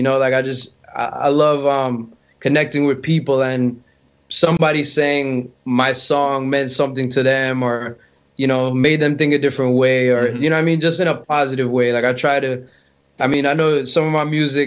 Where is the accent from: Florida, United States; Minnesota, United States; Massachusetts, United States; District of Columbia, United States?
Florida, United States; my parents met in Canada, and you know they ended up here, and I was born actually here in Florida.